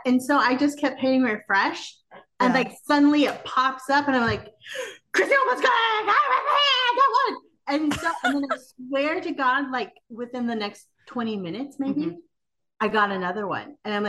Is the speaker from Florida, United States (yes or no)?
no; Sacramento, California, United States; we're from Sacramento